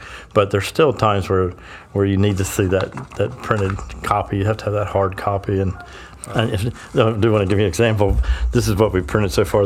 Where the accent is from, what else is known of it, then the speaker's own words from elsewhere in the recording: Sussex County, Delaware, United States; I'm born and raised in Sussex County